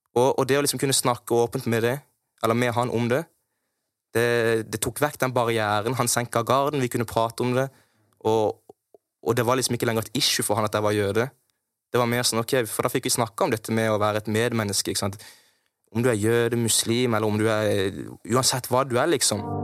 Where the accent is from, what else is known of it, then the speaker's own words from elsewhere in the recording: Kristiansand, Agder, Norway; jeg vokste opp på Hellemyr